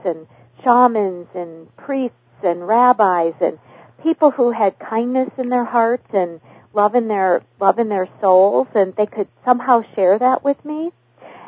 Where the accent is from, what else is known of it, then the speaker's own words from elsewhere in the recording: Minnesota, United States; I was raised in what in Minnesota we call the dysfunctional family system